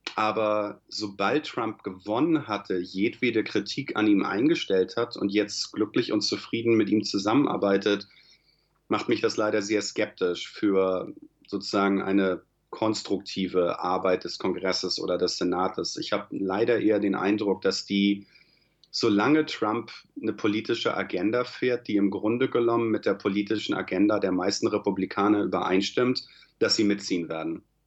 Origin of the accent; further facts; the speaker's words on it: Germany; now in United States; Da ich ja nach wie vor deutscher Staatsbürger bin